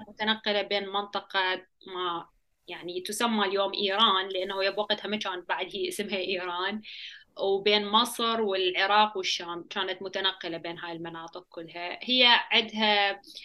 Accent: Iraq; also born or lived in Baghdad / Samawah; احنا يعني جايين من العراق

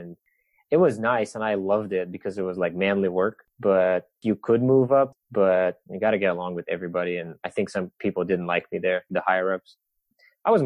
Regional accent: Bulgaria; now in United States; from Bulgaria

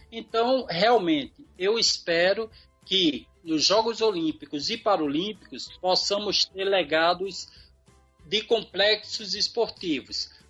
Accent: Brazil; como eu, como um bom brasileiro, sempre otimista, sempre uhum. esperançoso

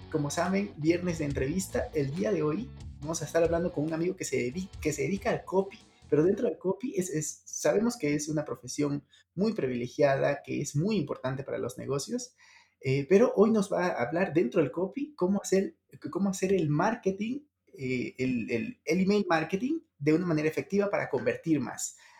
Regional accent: Ecuador; now in Mexico; él es del mismo país que yo, Ecuador, y yo estoy en México.

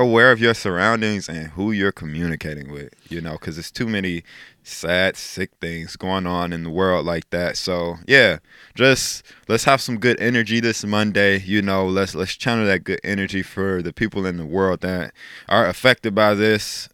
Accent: Chicago, Illinois, United States; moved away as an adult; now in South Dakota, United States; I love my hometown. It was awesome growing up in Chicago.

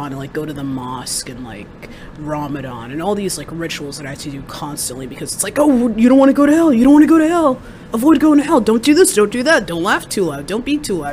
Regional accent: Tempe, Arizona, United States; now in Columbus, United States; I grew up in Tempe, Arizona

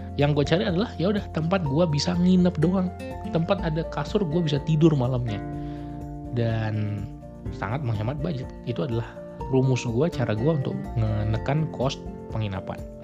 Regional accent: Medan, North Sumatra, Indonesia; moved away; also born or lived in Bandung; kampung gue di Medan

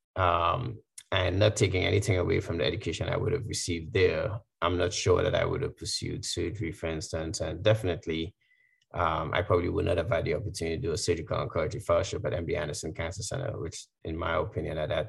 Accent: Trinidad & Tobago; moved away as an adult; also born or lived in Washington, D.C., United States; now in United States; my growing up in Trinidad

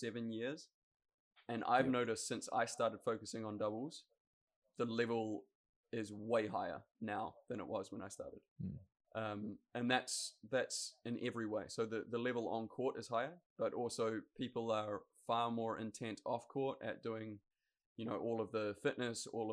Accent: New Zealand; Growing up in New Zealand, the Olympics is king

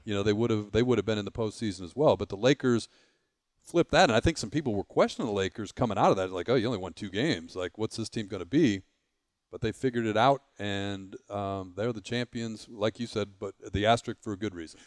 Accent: Detroit, Michigan, United States; I grew up in Detroit

